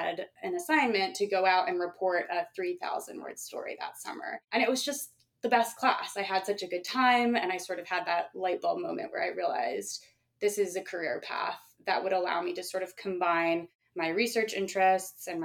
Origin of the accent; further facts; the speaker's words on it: Vermont, United States; moved away; the state of Vermont, which is where I, you know, mostly grew up